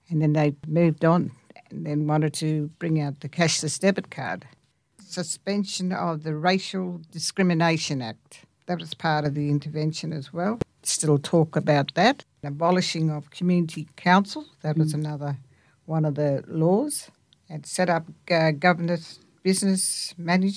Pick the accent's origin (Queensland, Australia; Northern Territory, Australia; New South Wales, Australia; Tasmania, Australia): Northern Territory, Australia; Alice Springs; Central Arrernte woman from Mparrntwe, Alice Springs, born and raised in Alice Springs